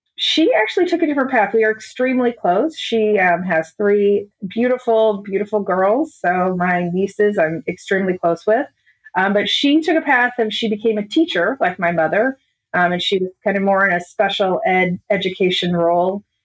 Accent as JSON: {"language": "English", "region": "Illinois", "country": "United States", "tie": "born or raised there", "said": "I grew up in Illinois. I always say about 20 minutes from St. Louis because nobody has any idea where my town is"}